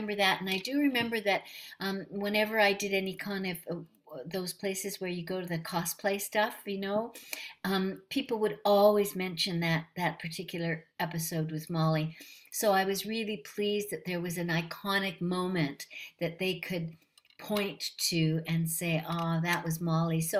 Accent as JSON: {"language": "English", "country": "Canada", "said": "being a Canadian"}